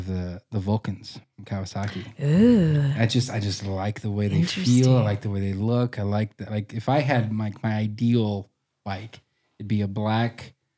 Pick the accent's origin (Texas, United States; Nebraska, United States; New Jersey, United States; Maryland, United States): Nebraska, United States; Arthur; moved away as an adult; also born or lived in Omaha, Nebraska; now in Black Hills, United States; I grew up in western Nebraska, in a place called Arthur, about 128 people in the county.